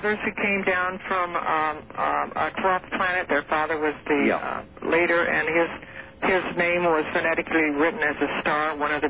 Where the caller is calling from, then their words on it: Grants Pass, Oregon, United States; I'm calling from Grants Pass, Oregon.